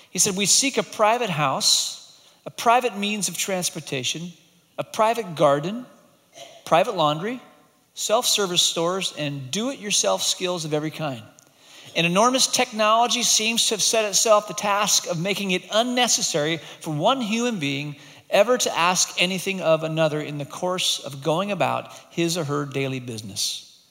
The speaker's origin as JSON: {"language": "English", "country": "Hong Kong", "tie": "born or raised there", "said": "many years ago, when I was growing up in Hong Kong, my brother and I would come back from boarding school"}